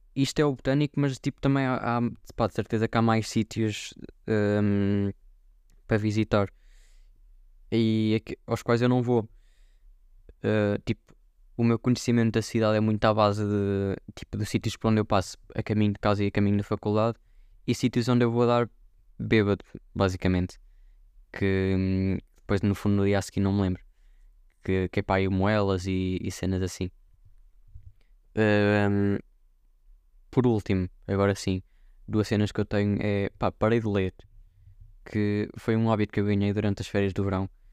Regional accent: Viseu, Centro, Portugal; aqui na minha aldeia em Viseu

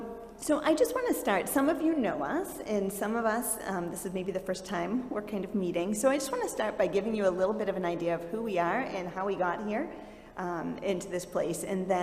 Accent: Peabody, Massachusetts, United States; moved away as an adult; now in Kenya; I grew up in a Christian home. I grew up in Peabody, Mass, which is obviously not far from here.

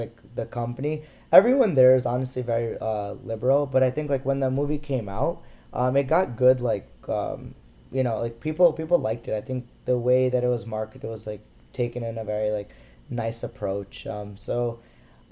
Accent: United States; As an Indian American

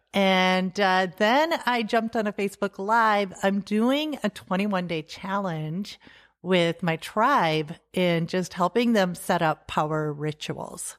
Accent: Salem, South Dakota, United States; also born or lived in Germany / California; I grew up here in South Dakota, close to Salem, uh, on a farm there.

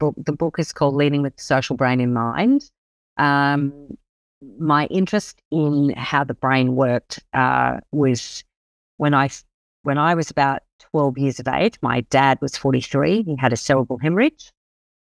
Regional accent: Brisbane, Queensland, Australia; also born or lived in Sunshine Coast, Queensland; I live here on the wonderful Sunshine Coast in Queensland, and I actually grew up in Brisbane, so I'm a Queenslander through and through

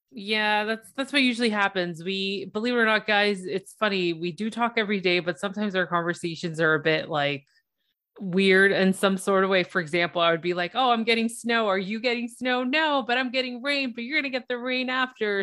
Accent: Toronto, Ontario, Canada; I'm from Toronto, Ontario

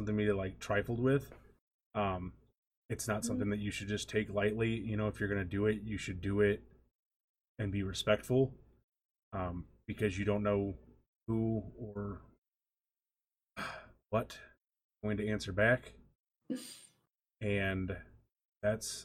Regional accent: St. Louis, Missouri, United States; I'm from St. Louis.

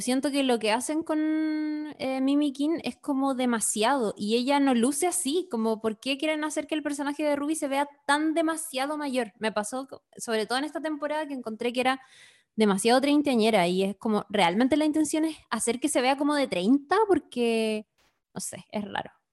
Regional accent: Chile; soy chilena de clase media

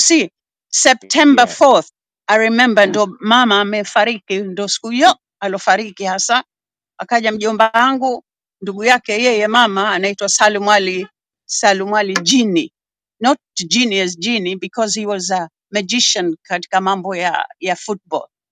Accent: Zanzibar City, Zanzibar Urban/West, Tanzania; nimezaliwa Zanzibar Malindi mjini Magharibi

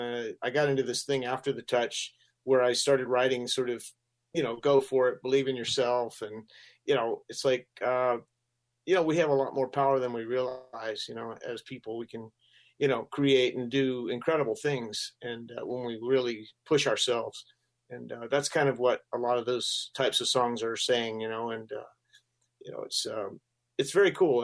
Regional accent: Gainesville, Florida, United States; moved away as an adult; also born or lived in Colorado; I ended up in Gainesville. That's where I lived most of my uh, school years, and uh, it's I consider it my hometown

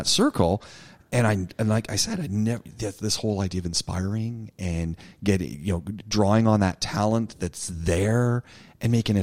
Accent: Southern Ontario, Canada; I'm from Canada. I grew up in Ontario, Southern Ontario

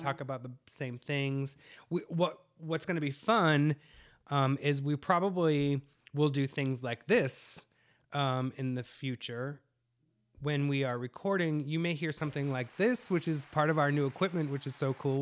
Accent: New England, United States; moved away; I'm from the East Coast, so right now it's about eleven o'clock at, uh, New England time

